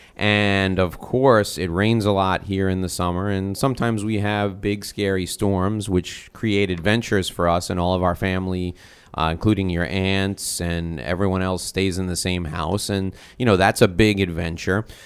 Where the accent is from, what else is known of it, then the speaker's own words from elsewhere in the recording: North Salem, New York, United States; now in Miami, United States; I grew up on Sunset Drive in North Salem, New York